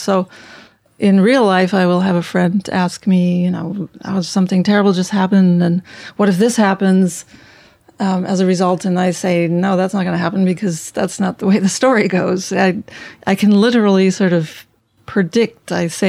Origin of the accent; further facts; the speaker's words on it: Berlin, Germany; also born or lived in Konstanz; now in New York, United States; I was born in Konstanz, Germany. That's on the Swiss border, Lake Konstanz. But by the time I was five, we were up in Berlin.